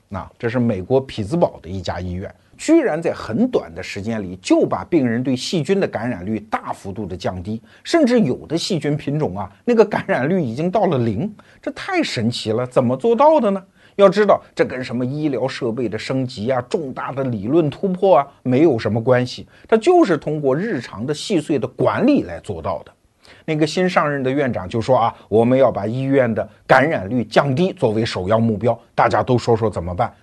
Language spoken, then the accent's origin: Chinese; China